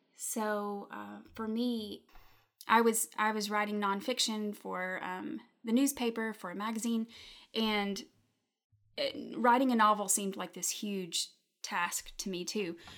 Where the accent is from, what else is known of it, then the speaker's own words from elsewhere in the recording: Lawrenceburg, Tennessee, United States; also born or lived in Memphis, Tennessee; now in Chattanooga, United States; i grew up um, for a while in memphis tennessee and then when i was nine we moved to a little town called lawrenceburg